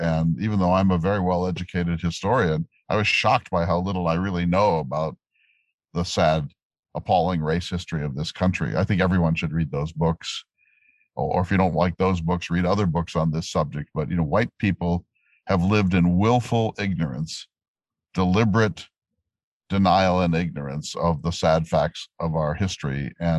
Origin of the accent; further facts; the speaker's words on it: North Dakota, United States; And I come from North Dakota, which has very different sets of race historical problems.